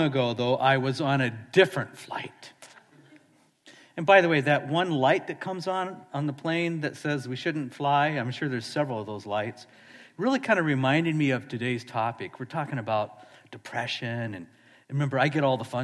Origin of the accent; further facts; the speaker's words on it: Seattle, Washington, United States; I'm from Seattle